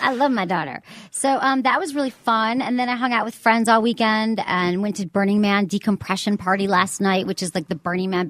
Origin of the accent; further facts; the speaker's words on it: Farmington Hills, Michigan, United States; moved away; my hometown paper, the Detroit Free Press